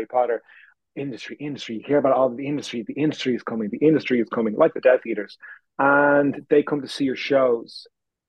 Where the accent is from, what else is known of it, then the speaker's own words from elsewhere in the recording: Dublin, Leinster, Ireland; moved away as an adult; now in London, United Kingdom; I came from Dublin. I went to Trinity